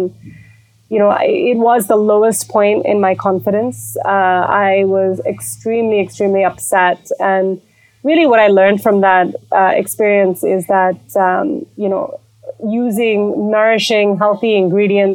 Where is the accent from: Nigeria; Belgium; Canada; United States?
Belgium; moved away as an adult; also born or lived in India / London, United Kingdom; now in Nairobi, Kenya; I grew up in Belgium. I'm originally Indian, and lived in London for 8 years. I came to Kenya because of my husband